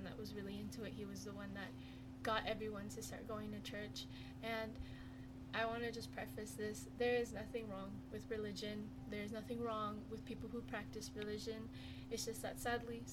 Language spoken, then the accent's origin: English; West Jordan, Utah, United States; now in Herriman, United States; grew up in West Jordan my whole life